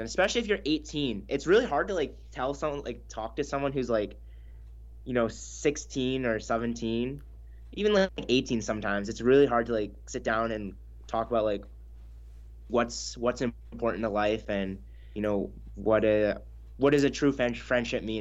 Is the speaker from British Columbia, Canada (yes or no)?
yes; Houston, British Columbia, Canada; we grew up in a really small town in northern B C